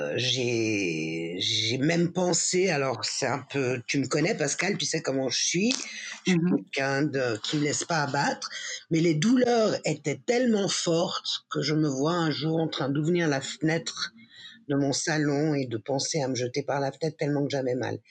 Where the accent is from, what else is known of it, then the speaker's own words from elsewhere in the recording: Geneva, Switzerland; Je suis née à Genève de parents espagnols